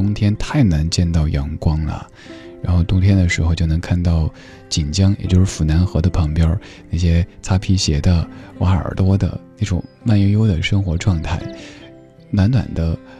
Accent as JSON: {"language": "Chinese", "town": "Chengdu", "region": "Sichuan", "country": "China", "tie": "born or raised there", "said": "比如说我家乡成都，"}